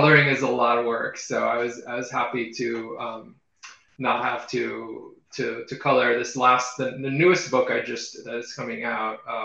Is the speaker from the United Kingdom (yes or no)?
no; Israel; moved away; I grew up in Israel